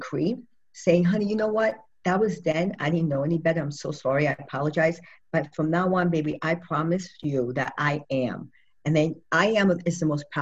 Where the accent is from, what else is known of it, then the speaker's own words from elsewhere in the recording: New York, United States; moved away; I'm originally a New Yorker